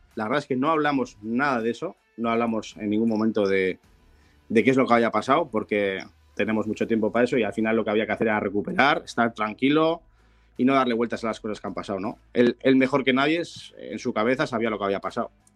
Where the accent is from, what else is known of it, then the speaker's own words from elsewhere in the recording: Bilbao, Basque Country, Spain; yo soy de Bilbao